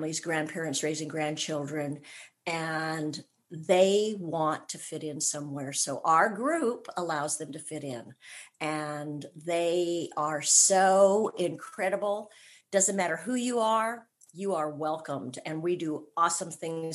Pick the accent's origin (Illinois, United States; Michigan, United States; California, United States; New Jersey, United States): California, United States; moved away as an adult; now in Georgia, United States; I was born and raised in California, and I'm a California girl all the way